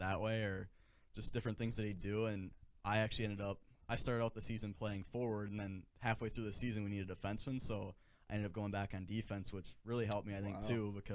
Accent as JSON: {"language": "English", "town": "Mosinee", "region": "Wisconsin", "country": "United States", "tie": "born or raised there", "said": "my hometown, Mosinee"}